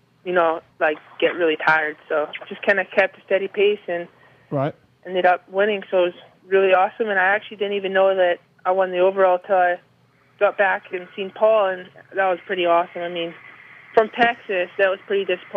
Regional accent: Canada; also born or lived in Scotland; I'm Canadian

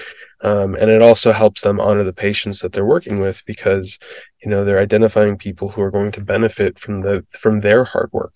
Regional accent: Midwest, United States; I grew up in the Midwest

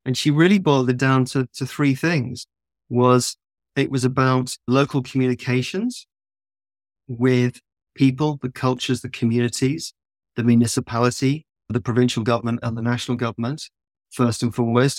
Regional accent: south of England, United Kingdom; also born or lived in London; I grew up in the countryside in the south of England

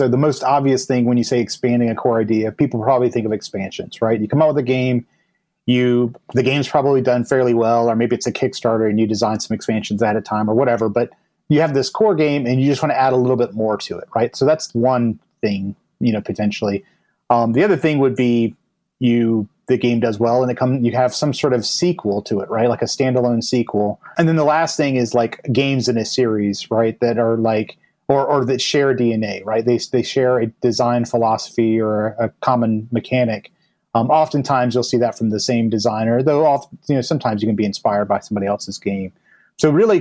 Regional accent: United States; moved away as an adult; now in Cambridge, United Kingdom; I'm American, but, you know, obviously moved to the UK

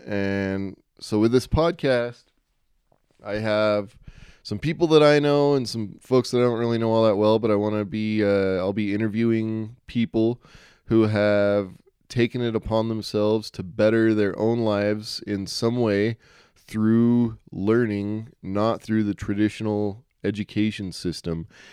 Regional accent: Utah, United States; I'm from Utah

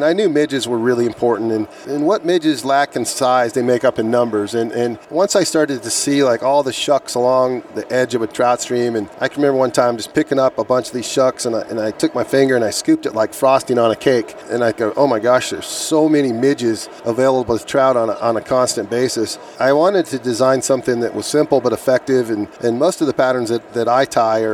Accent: Colorado, United States; I was born and raised in Colorado

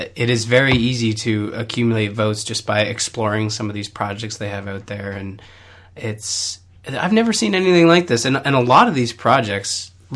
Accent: Canada; I'm Canadian

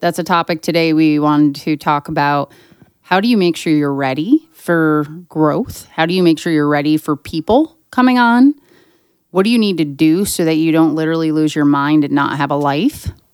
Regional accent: western Pennsylvania, United States; my hometown in western Pennsylvania

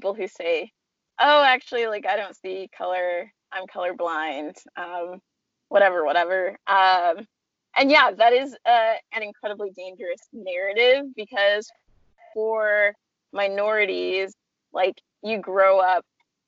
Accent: California, United States; I'm from California and a really diverse part of California

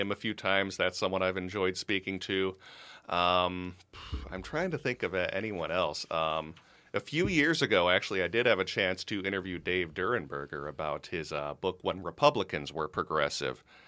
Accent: Minnesota, United States; also born or lived in Los Angeles, California; Dad got a job back in Minnesota, so that's how I ended up here, probably when I was about like seven or eight years old

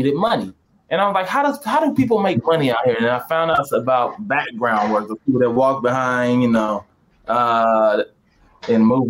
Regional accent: St. Louis, Missouri, United States; moved away as an adult; now in California, United States; I'm originally from St. Louis

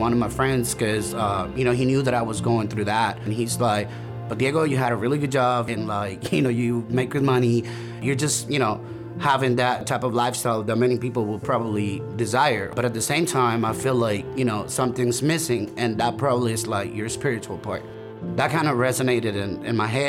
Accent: El Salvador; moved away as an adult; now in United States; I'm originally from El Salvador, Central America. I came to the United States back in 2014.

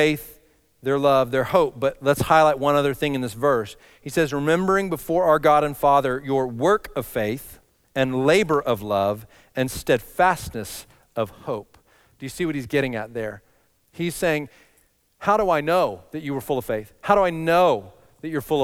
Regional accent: Texas, United States; moved away; I grew up in Texas

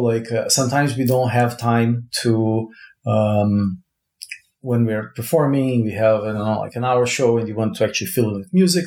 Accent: Brazil; moved away; I was born in Brazil

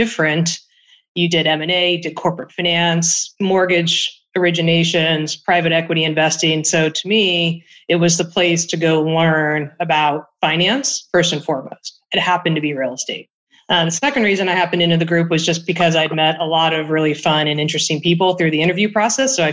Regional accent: California, United States; also born or lived in New York / Hong Kong; I'm from California.

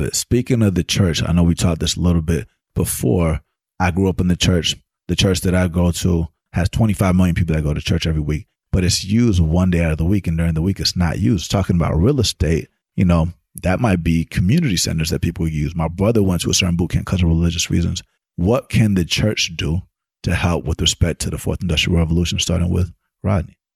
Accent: Atlanta, Georgia, United States; growing up in Atlanta as a studio musician

